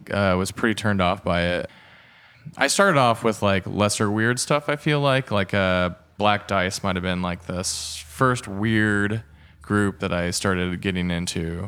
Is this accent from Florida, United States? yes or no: no; Fairland, Indiana, United States; also born or lived in Muncie, Indiana; I grew up in Fairland, in Indiana.